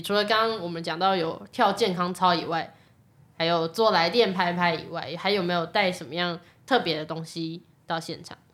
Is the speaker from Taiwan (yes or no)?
yes; Taishan District, New Taipei, Taiwan; 我是来自泰山嘛